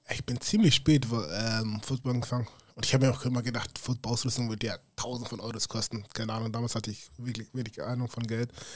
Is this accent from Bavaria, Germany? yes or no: yes; Munich, Bavaria, Germany; moved away as an adult; also born or lived in United States; ich bin auch aus München